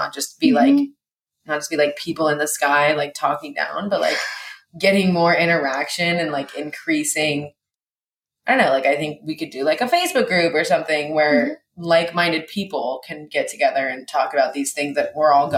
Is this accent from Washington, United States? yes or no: yes; Seattle, Washington, United States; born there; also born or lived in Hawaii; I was born in Seattle and then moved to Hawaii and lived in Hawaii and then came back to USC. And then went back to Seattle, and now I live in Seattle.